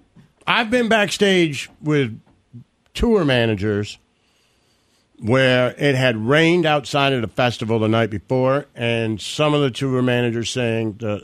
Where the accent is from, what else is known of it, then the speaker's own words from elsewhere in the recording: Detroit, Michigan, United States; moved away; also born or lived in Florida; I grew up in Detroit where it wasn't originated.